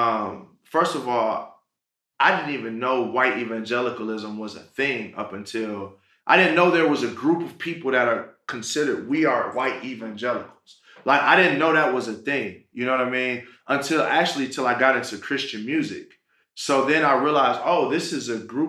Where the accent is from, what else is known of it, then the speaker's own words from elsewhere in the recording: Pontiac, Michigan, United States; I'm from Pontiac, Michigan. That's right out of Detroit.